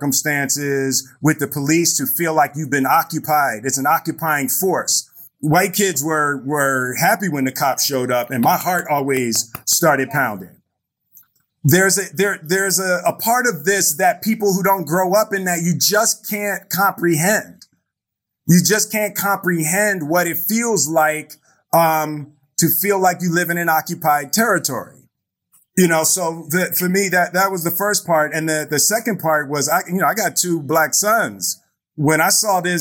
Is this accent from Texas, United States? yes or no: no; Philadelphia, Pennsylvania, United States; I grew up in Philadelphia